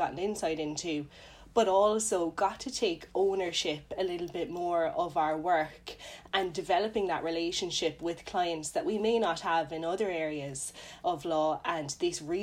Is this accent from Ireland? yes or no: yes; Cork, Munster, Ireland; I'm from Cork originally